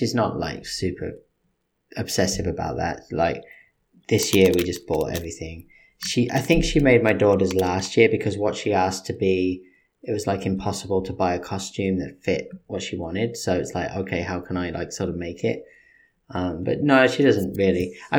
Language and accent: English; England, United Kingdom; moved away as an adult; now in United States; I mean, I'm English.